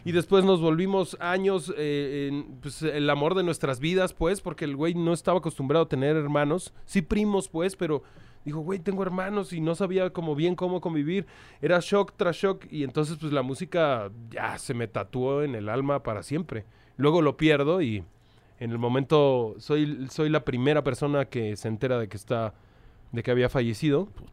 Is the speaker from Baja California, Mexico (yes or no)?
no; Mexico City, Mexico; also born or lived in Tlalpan / Pantitlán / Tacubaya; soy de la Ciudad de México. Soy, una, soy, soy un perro de la calle. Eh, nací en Xochimilco, allá por tus lares.